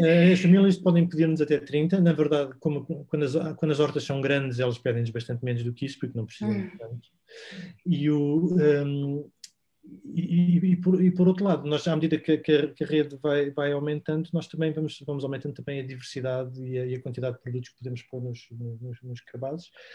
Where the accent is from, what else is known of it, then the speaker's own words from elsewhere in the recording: Sintra, Lisbon, Portugal; nós somos de Sintra, vivemos na zona de Colares